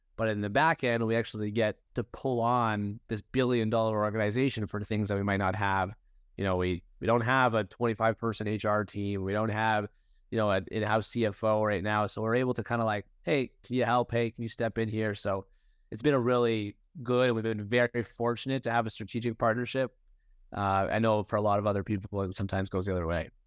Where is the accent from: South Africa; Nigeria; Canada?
Canada; Toronto, Ontario; I was born and raised in Toronto, Canada